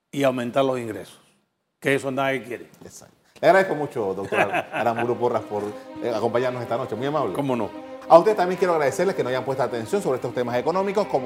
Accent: Panama

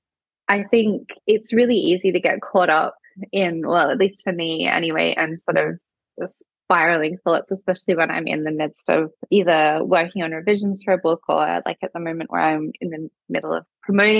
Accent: Adelaide Hills, South Australia, Australia; where I grew up in the Adelaide Hills

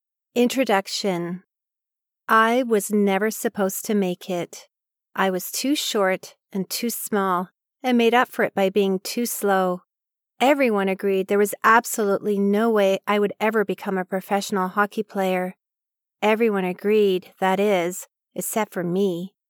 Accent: Oak Park, Michigan, United States; Growing up in Oak Park, a small suburb of Detroit, Michigan, I knew from an early age that I loved one activity over any other.

